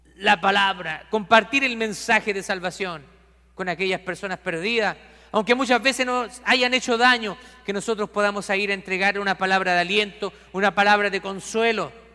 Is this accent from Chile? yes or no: yes; Chile; En mi país hay un santuario cerca de la capital de Chile